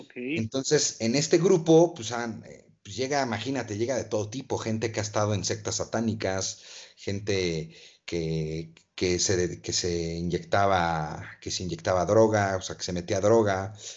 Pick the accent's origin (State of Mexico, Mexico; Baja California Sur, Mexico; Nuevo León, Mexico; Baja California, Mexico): State of Mexico, Mexico; Toluca; soy de Toluca, una ciudad hermosa